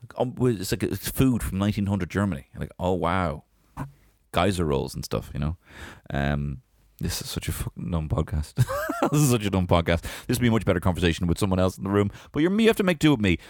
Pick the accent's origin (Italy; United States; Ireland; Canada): Ireland; I'm Irish